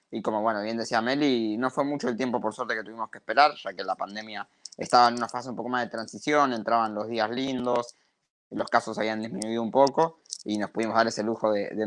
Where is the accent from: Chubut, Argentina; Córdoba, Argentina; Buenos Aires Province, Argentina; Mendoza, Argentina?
Chubut, Argentina; Comodoro Rivadavia; now in Buenos Aires, Argentina; yo soy de Comodoro Rivadavia y en ese momento estaba allí transitando parte de la pandemia. Eh, ella de acá de Buenos Aires, donde estoy yo también ahora